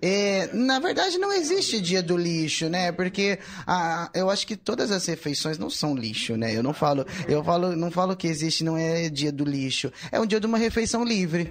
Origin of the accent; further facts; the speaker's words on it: Ribeirão Preto, São Paulo, Brazil; Sou de Ribeirão